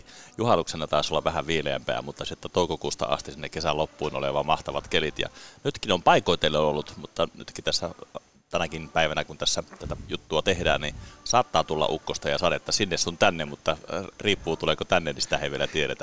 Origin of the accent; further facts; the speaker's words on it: Salla, Lapland, Finland; mä oon siis kotoisin tuota Lapista, Sallasta